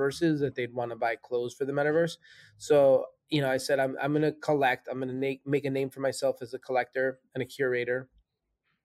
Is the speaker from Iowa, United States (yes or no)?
no; New York City, New York, United States; moved away; New York is my hometown, right? That's where I spent so much of my younger years there